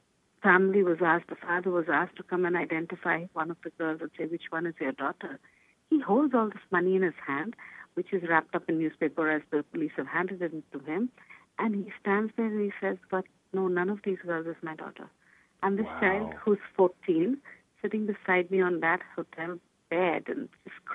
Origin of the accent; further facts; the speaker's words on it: Kolkata, West Bengal, India; I am from Calcutta, India. I've lived there all my life. That is home for me.